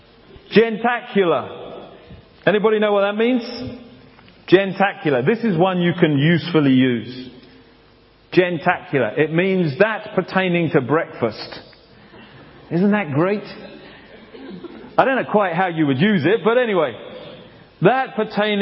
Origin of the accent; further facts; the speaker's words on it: England, United Kingdom; moved away; also born or lived in Africa / Canada; I'm from England.